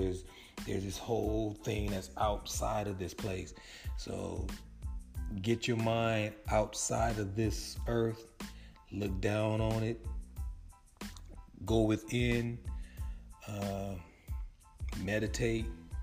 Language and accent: English; California, United States; I don't see helicopters flying over like I did when I grew up in California.